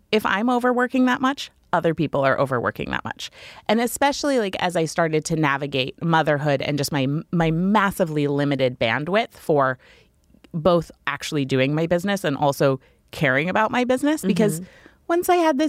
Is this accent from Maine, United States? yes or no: yes; Maine, United States; So I always wanted to raise kids in Maine. I moved back to my hometown.